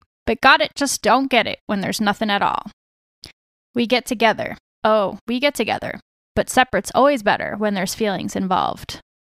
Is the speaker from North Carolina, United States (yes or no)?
no; New Jersey, United States; I'm from New Jersey